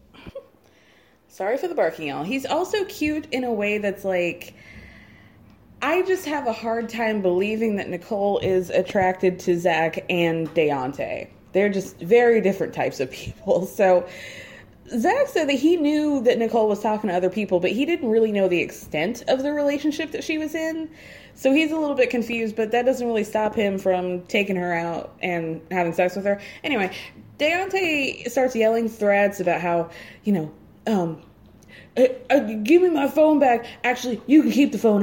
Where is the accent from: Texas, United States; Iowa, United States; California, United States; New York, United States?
New York, United States; I am a New Yorker through and through.